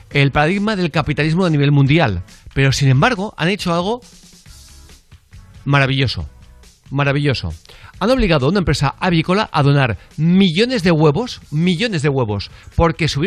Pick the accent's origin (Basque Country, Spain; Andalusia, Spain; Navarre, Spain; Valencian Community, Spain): Valencian Community, Spain; Valencia; Buenos días, soy … de Valencia.